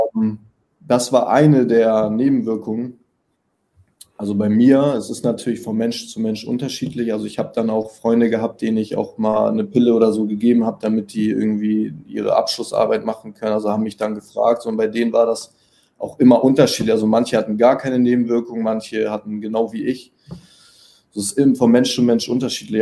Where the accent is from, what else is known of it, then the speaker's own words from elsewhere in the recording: Hamburg, Germany; accent: northern; now in Berlin, Germany; ich komme aus Hamburg, bin jetzt äh, nach Berlin gezogen